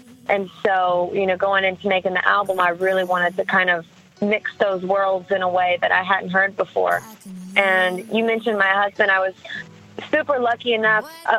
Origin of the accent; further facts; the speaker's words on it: the South, United States; You know, since I grew up in the South, the first few songs that I ever wrote when I was a kid were country-leaning